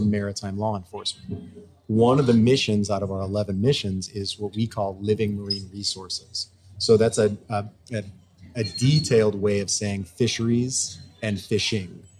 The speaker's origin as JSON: {"language": "English", "town": "St. Louis", "region": "Missouri", "country": "United States", "moved": "yes", "said": "I'm a guy from St. Louis, Missouri"}